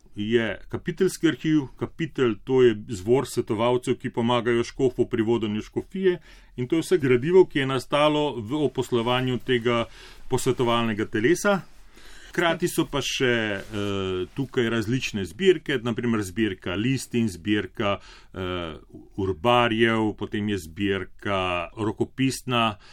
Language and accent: Slovenian; Gornja Bistrica, Mura, Slovenia; also born or lived in Murska Sobota; Rojen sem bil v Murski soboti, svoje otroštvo sem preživel na Gorni Bistrici, to je ena majhna vasica ob reki Muri.